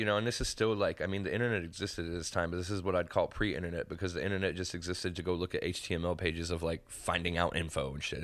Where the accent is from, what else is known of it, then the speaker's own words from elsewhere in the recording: Henderson, Nevada, United States; I grew up in Old Henderson